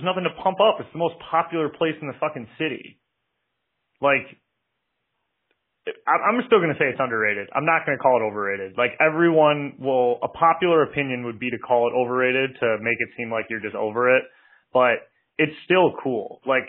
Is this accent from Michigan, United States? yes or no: yes; Detroit, Michigan, United States; I'm from Detroit.